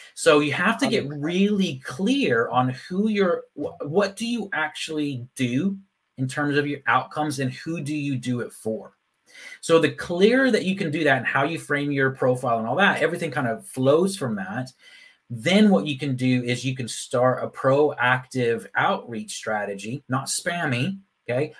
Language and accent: English; Texas, United States; moved away as an adult; also born or lived in Phoenix, Arizona / Ireland; now in Leeds, United Kingdom; I was actually born in Phoenix, Arizona, but I grew up in Texas.